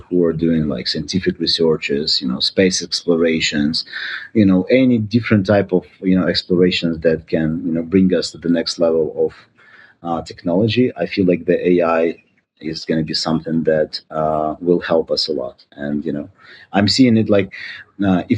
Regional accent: Ukraine; moved away as an adult; now in United States; I'm originally from Ukraine

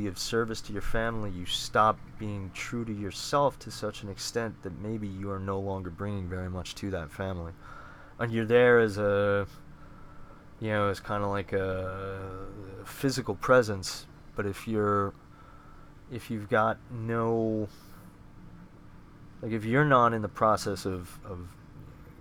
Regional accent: Bethpage, New York, United States; I grew up in Bethpage

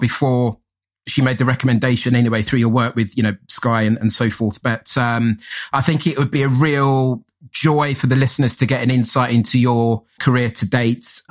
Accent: London, United Kingdom; also born or lived in Manchester; I'm from London, but I did used to work and live up in Manchester maybe sort of 10, 11 years ago

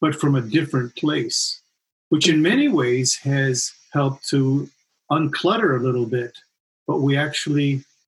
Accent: Chile; moved away; being born and raised in Chile.

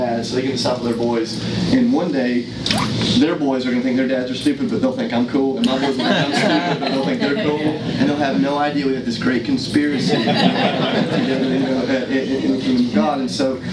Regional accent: United States; as American Christians

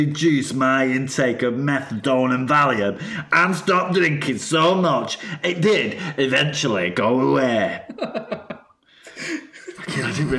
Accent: Salford, North West England, United Kingdom; I'm from Salford. I grew up eating tongue and tripe, so veal wouldn't have bothered me.

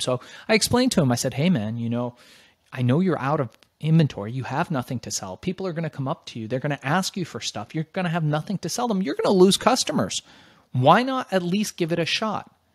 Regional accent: Los Angeles, California, United States; also born or lived in Iran / Germany; we migrated to the United States by way of Germany, landed in Los Angeles

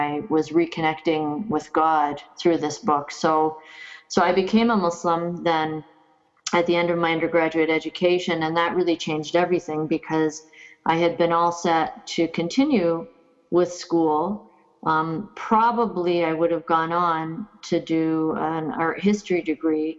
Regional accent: Kitchener, Ontario, Canada; moved away as an adult; also born or lived in United States; So I grew up in Southern Ontario. In a place called Kitchener, Ontario

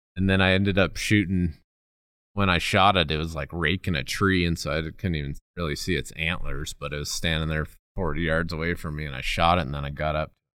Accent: Colorado, United States; growing up in Colorado

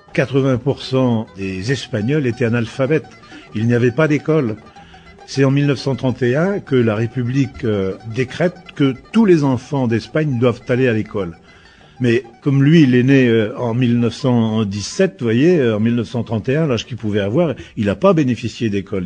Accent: Burgundy, Bourgogne-Franche-Comté, France; now in Basque Country, France; La façon de vivre ici au Pays Basque est totalement différente de là où je suis né en Bourgogne

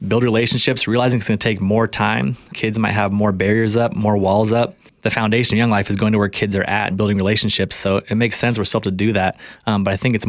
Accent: Spokane, Washington, United States; I grew up here in Spokane for the most part, attended Chatel Park High School

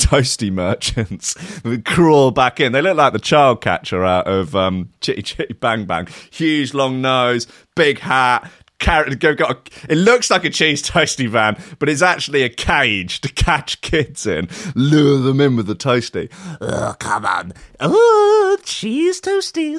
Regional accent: United Kingdom; I'm too British. Too British for all these vowels

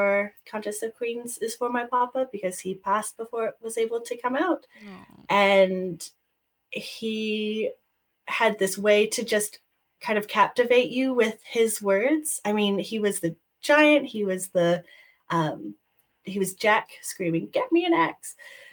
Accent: New Zealand; moved away as an adult; also born or lived in Canada; now in Edinburgh, United Kingdom; So I'm a Canadian Kiwi, a Kiwi, if you will. So I was born and raised in New Zealand. And I moved to Canada when I was about 18 and lived most of my adult life in Canada. But now I'm in the UK, in Edinburgh, Scotland

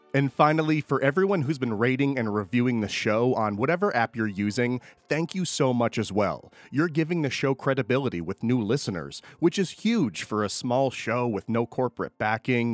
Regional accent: Schenectady, New York, United States; I grew up in Schenectady

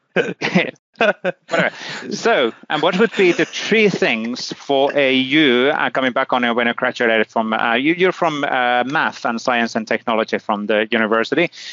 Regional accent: Finland; I'm from Finland, you know, Lapland

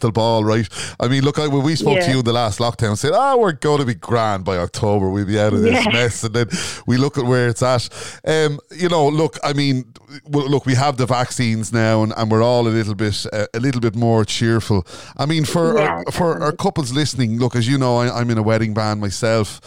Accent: Ireland; we're Irish

